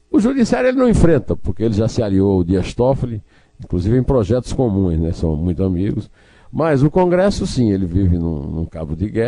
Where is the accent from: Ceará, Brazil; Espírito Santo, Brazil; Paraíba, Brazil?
Paraíba, Brazil; Uiraúna; É o caso do deputado federal da Paraíba, Wilson Santiago, lá da minha cidade, de Uiraúna, do PTV da Paraíba.